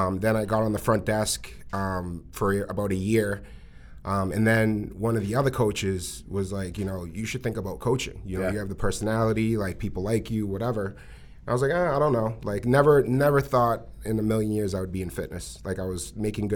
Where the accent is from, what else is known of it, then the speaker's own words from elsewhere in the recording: Malden, Massachusetts, United States; I grew up in Malden, Massachusetts, born and raised